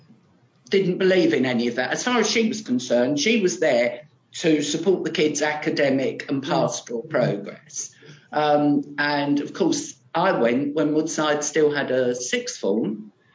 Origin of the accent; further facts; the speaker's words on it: London, United Kingdom; first language British Sign Language; English is a second language; we're from Canningtown.